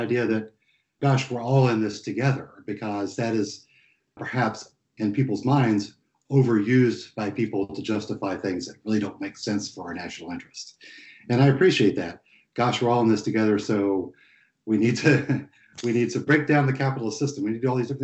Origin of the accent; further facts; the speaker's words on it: East Tennessee, United States; moved away; where I grew up in East Tennessee